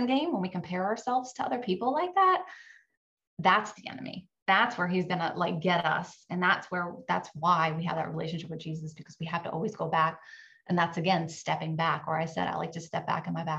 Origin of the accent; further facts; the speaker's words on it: Virginia, United States; now in Florida, United States; My husband and I grew up in Virginia